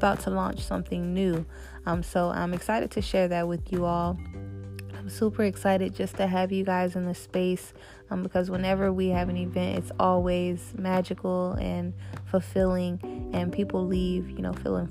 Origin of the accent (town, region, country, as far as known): Tampa, Florida, United States; born or raised there; also born or lived in Tallahassee / Orlando